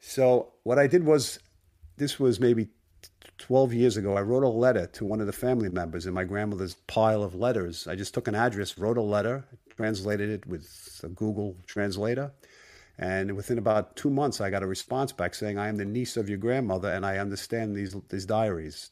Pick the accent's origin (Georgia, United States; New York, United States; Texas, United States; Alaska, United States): New York, United States; Brooklyn; growing up in Brooklyn, when I was about seven years of age